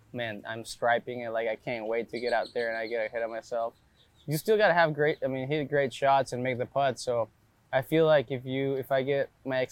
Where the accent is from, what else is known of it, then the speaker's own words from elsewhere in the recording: Reynosa, Tamaulipas, Mexico; moved away; I grew up in Reynosa, which is a border town with McAllen